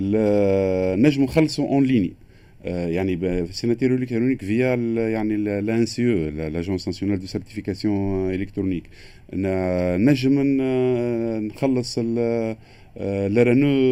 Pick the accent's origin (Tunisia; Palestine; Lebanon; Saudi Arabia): Tunisia; عندنا في تونس